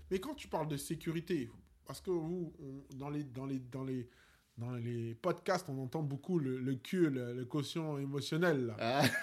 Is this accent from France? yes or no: yes; Paris, Île-de-France, France; on est des Parisiens